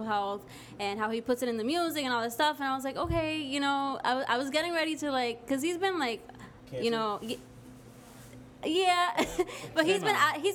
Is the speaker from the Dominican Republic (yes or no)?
yes; Dominican Republic; moved away; also born or lived in New York, United States; I was born here, but I left when I was 5 years old, and I grew up in the Dominican Republic